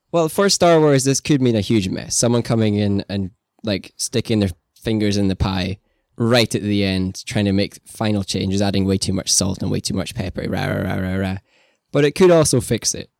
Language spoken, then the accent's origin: English; Scotland, United Kingdom; You and I both being, uh, Scottish, me more than you